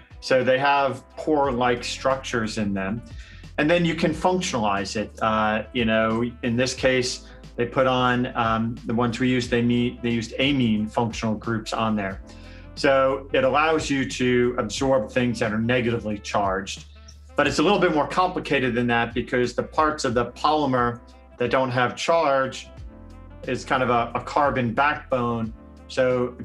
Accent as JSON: {"language": "English", "region": "New Jersey", "country": "United States", "tie": "born or raised there", "moved": "yes", "lives_now": "Arizona, United States", "said": "I grew up in New Jersey"}